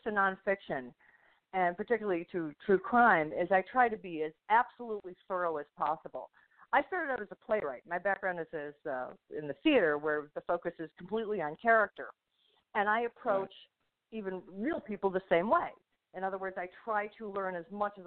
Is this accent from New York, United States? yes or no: yes; Buffalo, New York, United States; moved away; Buffalo, New York, which also happens to be my hometown